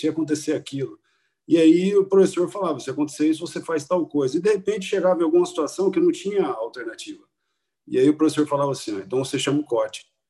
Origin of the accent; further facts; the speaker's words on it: interior of Paraná, Brazil; moved away; also born or lived in Maringá; Eu vim do interior do Paraná, é, morei grande parte da minha infância em cidades muito pequenas, depois fui para cidades, é, uma cidade média, que é Maringá